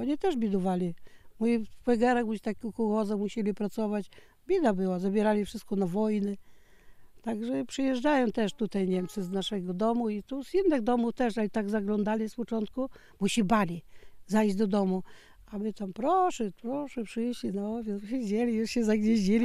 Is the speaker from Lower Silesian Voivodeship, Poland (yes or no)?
yes; Biała, Lower Silesian Voivodeship, Poland; also born or lived in Bieszczady (family origin); now in Konradówka, Poland; ja tam w Białej się urodziłam